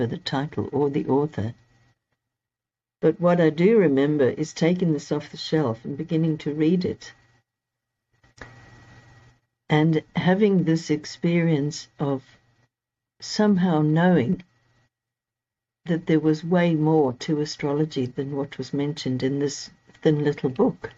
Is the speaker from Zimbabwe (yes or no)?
yes; Zimbabwe; moved away as an adult; also born or lived in Cape Town, South Africa / England; now in United Kingdom; I was born in Zimbabwe, what's now Zimbabwe. It was Rhodesia back then, and lived there until I was 22.